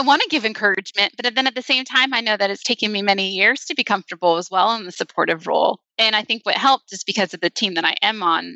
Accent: United States; moved away as an adult; also born or lived in Southern California / Las Vegas, Nevada; now in Nashville, United States; I'm originally from the West Coast. So I grew up in Southern California in Las Vegas. And we moved to Nashville 10 years ago

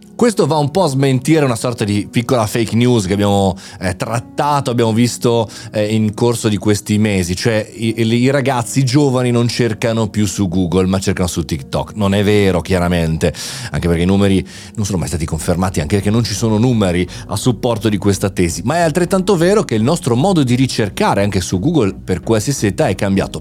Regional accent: Italy; noi italiani

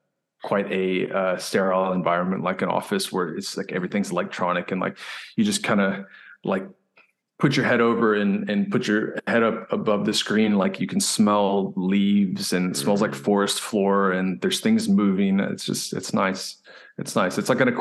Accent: South Africa; moved away; Unfortunately, I had to leave them when I came from South Africa, but I want to get back into that.

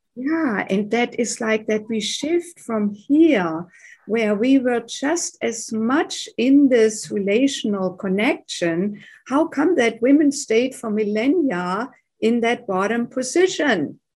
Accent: Germany; English is a second language; moved away as an adult; now in United States; I grew up in Germany, as you may be able to tell from my accent. Grew up there and came to the United States in my late 20s

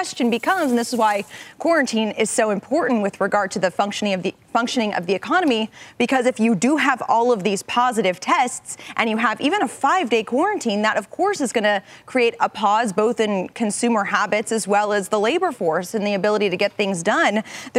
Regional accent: St. Louis, Missouri, United States; moved away; my hometown Fed.

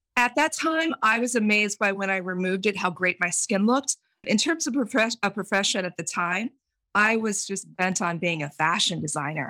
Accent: Central Valley of California, United States; I grew up in the Central Valley of California, and, and I grew up in a big farming family

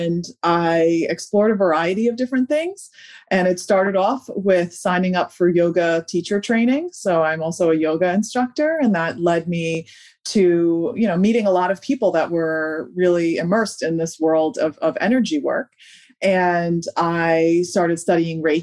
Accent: New York, United States; now in Delaware, United States; I'm originally from New York and now I live in Delaware

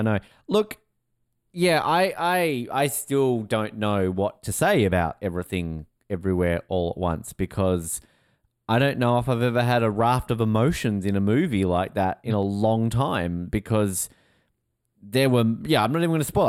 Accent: Australia; also born or lived in New York; as an Australian

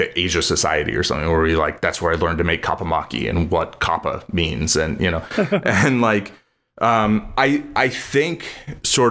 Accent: United States; I was born here

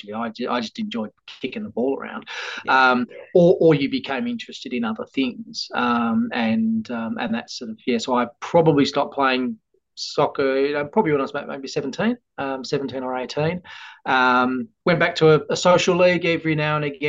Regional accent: Tasmania, Australia; also born or lived in Western Australia / Perth; We left Western Australia when I was about 8 or 9. Tassie is very much home, and home to my little family as well.

